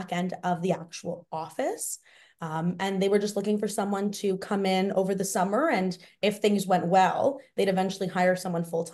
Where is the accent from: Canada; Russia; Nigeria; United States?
Canada; Toronto, Ontario; I grew up in Toronto, so I have a very big network here. And I also went to high school, university, everything here. So I am very much a Torontonian through and through